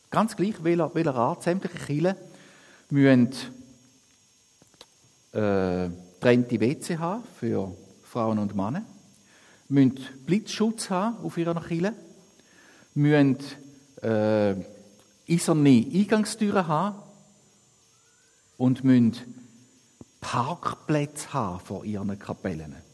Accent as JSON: {"language": "German", "country": "Switzerland", "said": "Und ich glaube, das ist etwas, wo wir als Schweizer, wo ich mir immer wieder selber sage, es gibt so viele Sachen in unserem Land"}